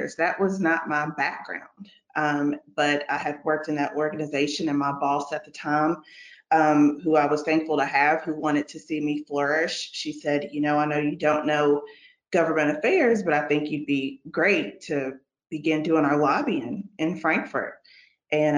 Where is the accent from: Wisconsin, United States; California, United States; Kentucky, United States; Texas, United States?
Kentucky, United States; Bowling Green; now in Lexington, United States; I'm originally from Bowling Green, Kentucky